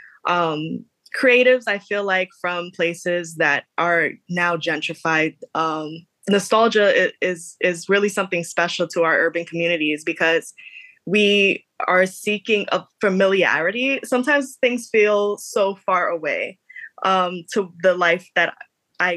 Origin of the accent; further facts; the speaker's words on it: New York City, New York, United States; I am from the Lower East Side in New York, which is a now very gentrified area in Lower Manhattan